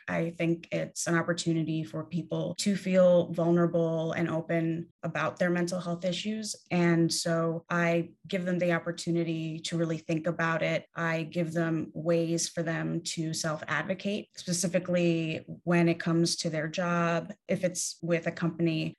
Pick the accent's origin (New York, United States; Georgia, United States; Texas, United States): New York, United States; New York City; I grew up in New York City